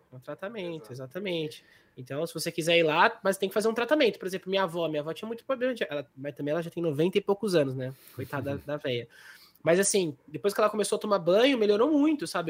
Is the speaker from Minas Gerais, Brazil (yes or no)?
no; Águas de São Pedro, São Paulo, Brazil; a gente é de, São, a gente é de, de Águas, né? São Pedro